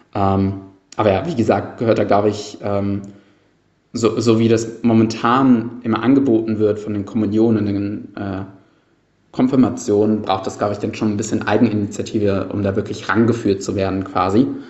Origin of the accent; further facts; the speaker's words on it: Cologne, North Rhine-Westphalia, Germany; bei mir als gebürtiger Kölner